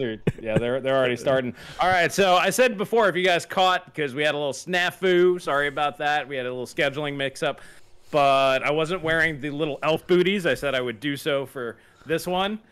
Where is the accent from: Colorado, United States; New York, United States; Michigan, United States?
New York, United States; Long Island; I grew up on Long Island, you know, surrounded by Italians with good Italian food